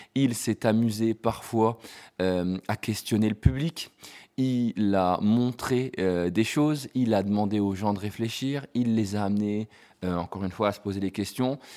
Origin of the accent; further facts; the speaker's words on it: France; en tant que Français